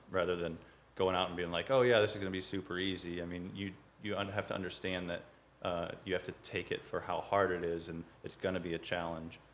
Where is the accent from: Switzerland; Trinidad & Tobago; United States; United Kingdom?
United States; St. Peters, Missouri; I grew up in uh, St. Peter's